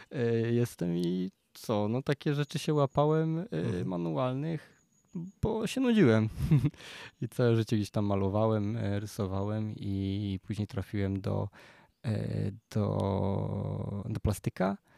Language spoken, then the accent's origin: Polish; Częstochowa, Silesian Voivodeship, Poland; also born or lived in Wrocław; now in Kondratów, Poland; u nas w Częstochowie jest orkiestra